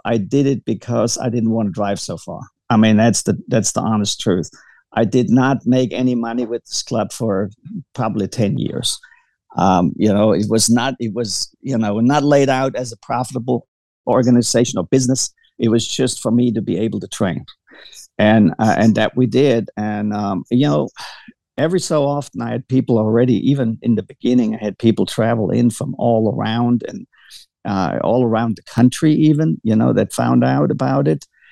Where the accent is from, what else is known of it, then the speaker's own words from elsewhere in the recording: Baden-Württemberg, Germany; moved away as an adult; also born or lived in Kentucky, United States; now in Brandenburg, United States; I was born and raised in Germany, um, in, in, in, the, uh, in uh, Baden Württemberg, near Bavaria